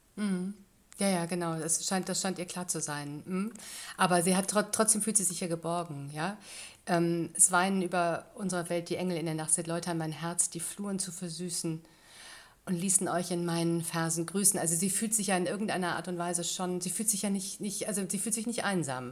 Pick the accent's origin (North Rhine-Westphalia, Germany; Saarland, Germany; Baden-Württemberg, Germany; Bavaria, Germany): North Rhine-Westphalia, Germany; near Wuppertal; now in Tating, Germany; in Nordrhein-Westfalen, in Wuppertal, direkt neben, äh, fast neben meinem Geburtsort